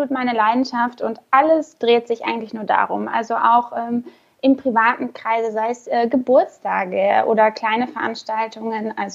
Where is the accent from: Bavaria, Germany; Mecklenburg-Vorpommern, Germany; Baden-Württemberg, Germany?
Baden-Württemberg, Germany; Karlsruhe; also born or lived in Bonn; now in Gran Canaria, Spain; Also ich bin äh, ursprünglich aus Karlsruhe